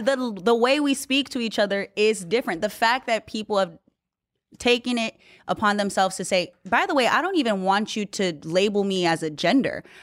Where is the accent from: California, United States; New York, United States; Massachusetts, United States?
California, United States; Newman; moved away; I grew up in Newman